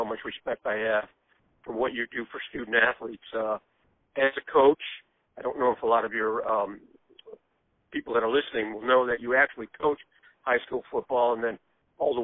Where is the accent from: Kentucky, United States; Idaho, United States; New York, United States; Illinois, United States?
Illinois, United States; Chicago; when I was a young guy growing up in Chicago, I grew up in the inner city of Chicago